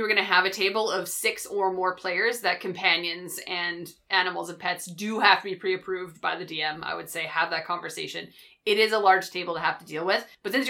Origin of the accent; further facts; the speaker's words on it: Canada; accent: Canadian; you don't get my angry Canadian accent in there.